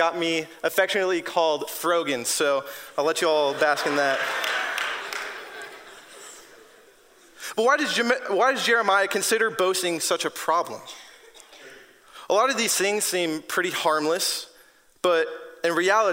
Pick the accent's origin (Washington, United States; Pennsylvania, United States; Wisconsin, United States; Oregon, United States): Washington, United States; moved away; I'm from Washington State